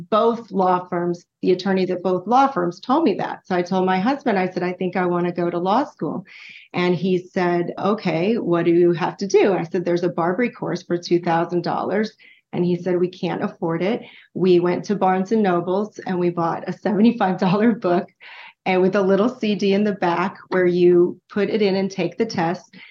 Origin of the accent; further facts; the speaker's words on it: Texas, United States; now in New Jersey, United States; I lived in born and raised in Texas